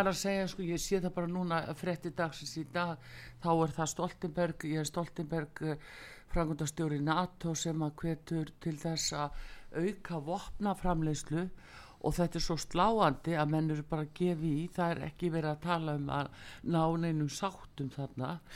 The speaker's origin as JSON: {"language": "Icelandic", "country": "Iceland", "said": "við Íslendingar búum við"}